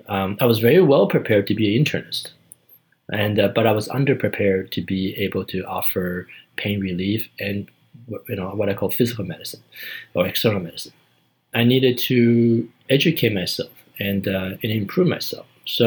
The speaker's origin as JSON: {"language": "English", "country": "Canada", "said": "As a Canadian, I got to see what it was like, what the Americans are doing."}